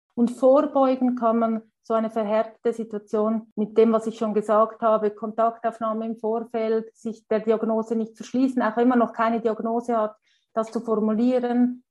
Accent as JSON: {"language": "German", "country": "Switzerland", "said": "Bei uns in der Schweiz"}